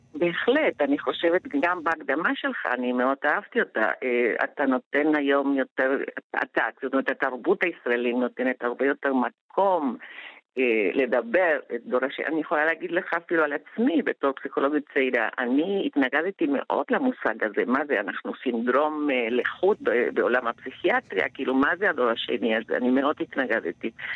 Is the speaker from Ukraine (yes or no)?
no; Argentina; now in Israel; אני אמנם באה מארגנטינה, אבל בבית דיברו יידיש, ואני סירבתי לדבר יידיש